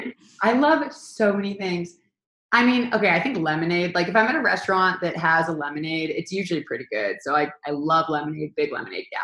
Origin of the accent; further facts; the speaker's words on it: Seattle, Washington, United States; moved away as an adult; now in Los Angeles, United States; I grew up in Seattle and moved to Los Angeles about almost 9 years ago